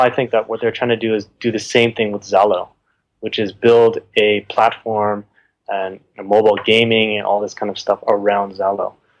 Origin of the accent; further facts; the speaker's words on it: United States; I'm an American